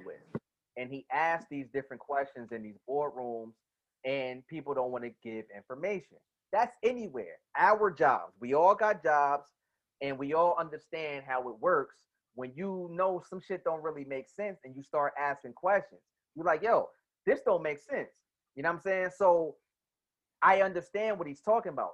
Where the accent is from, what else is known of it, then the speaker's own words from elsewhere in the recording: New Jersey, United States; I'm from Jersey.